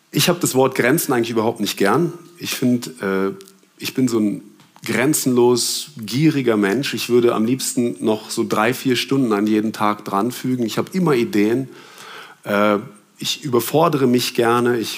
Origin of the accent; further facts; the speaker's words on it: Germany; also ich bin in Deutschland aufgewachsen, sechs ist da die schlechteste Note.